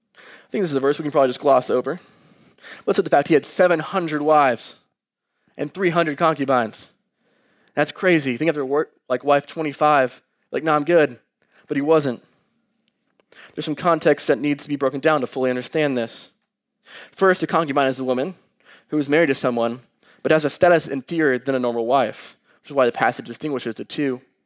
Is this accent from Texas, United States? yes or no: yes; Dallas, Texas, United States; moved away as an adult; also born or lived in Columbia, Missouri; I came from Dallas all the way up to Mizzou.